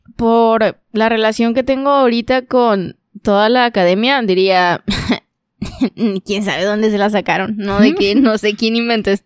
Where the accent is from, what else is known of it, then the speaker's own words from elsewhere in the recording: Monterrey, Nuevo León, Mexico; también soy regia